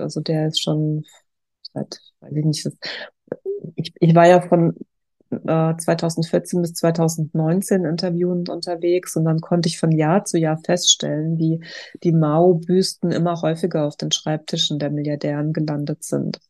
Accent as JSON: {"language": "German", "country": "Germany", "said": "als Deutsche"}